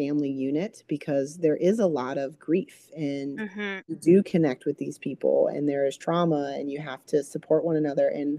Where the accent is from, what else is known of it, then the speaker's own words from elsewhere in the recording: East Coast, United States; moved away as an adult; also born or lived in Minnesota; I'm from the East Coast and where it never gets below, you know, 20 rarely